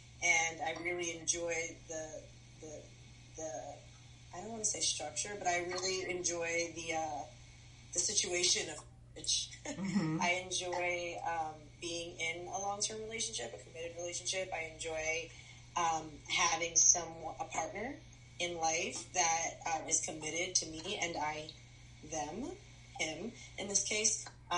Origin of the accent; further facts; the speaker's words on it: New York, United States; moved away; So I'm from New York